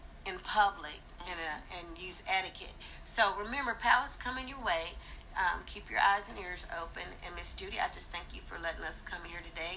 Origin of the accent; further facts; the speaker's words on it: Pacific Northwest, United States; also born or lived in Texas; I come from the Pacific Northwest.